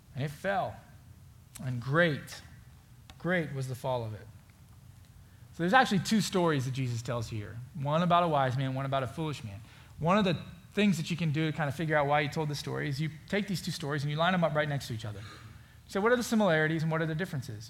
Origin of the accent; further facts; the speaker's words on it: Florida, United States; now in Indiana, United States; I grew up in Florida. I now live in Indiana